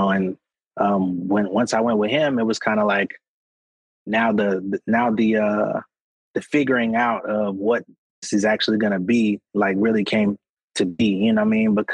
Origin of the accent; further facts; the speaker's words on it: Connecticut, United States; born there; also born or lived in Atlanta; even though I was in Atlanta, I was always like heavily inspired by like the East Coast because I was born in Connecticut